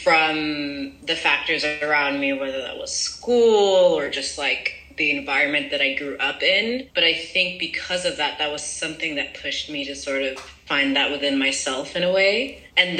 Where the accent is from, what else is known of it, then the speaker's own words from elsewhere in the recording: France; moved away as an adult; also born or lived in United States; I grew up in France.